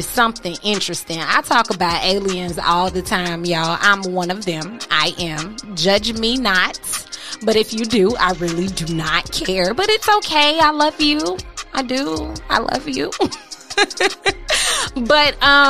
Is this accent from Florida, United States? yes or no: yes; Florida, United States; I'm a native here in Florida